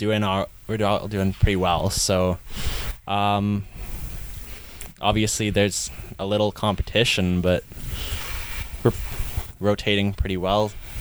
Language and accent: English; Saanich, British Columbia, Canada; I came from Saanich, basically all the way up from novice.